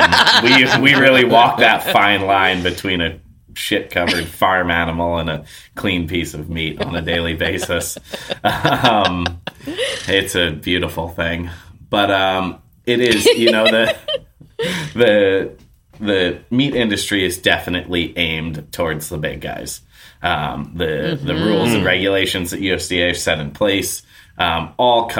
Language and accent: English; New York, United States; now in Canby, United States; I grew up in New York